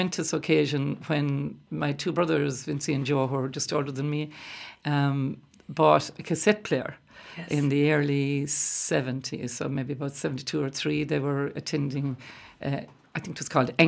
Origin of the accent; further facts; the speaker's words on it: Gort, Connacht, Ireland; So I was born, the address was Foxtail Hill, which is near Gort, near Lough Cooter in Gort